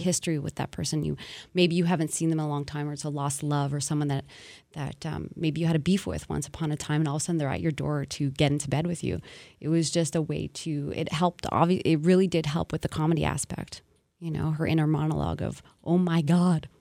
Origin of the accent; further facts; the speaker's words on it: Montreal, Quebec, Canada; born and raised in Montreal, I wanted to kind of use my home as the setting